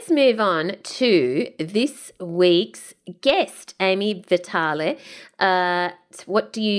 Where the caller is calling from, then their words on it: Austria; English is a second language; I'm a listener from Austria. No, we don't have kangaroos